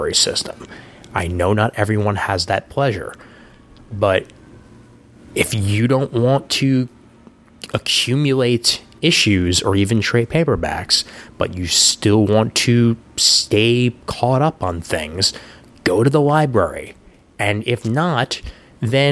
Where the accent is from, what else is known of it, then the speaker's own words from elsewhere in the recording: New York City, New York, United States; also born or lived in Honesdale, Pennsylvania / Seattle, Washington; I've lived in Brooklyn all but like 4 months out of my life